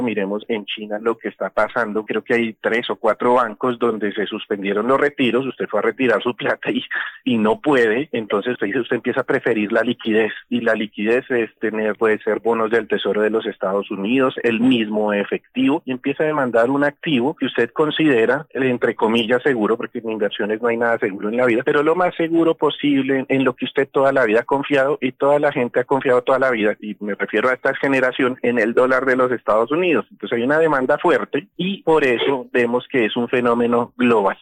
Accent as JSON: {"language": "Spanish", "country": "Colombia"}